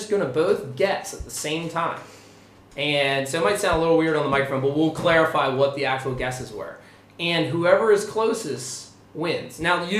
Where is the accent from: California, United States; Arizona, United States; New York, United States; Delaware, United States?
Delaware, United States; Sussex County; we are from Sussex County. We're based out of Sussex County, and, like, that's the kind of way of life that we're used to.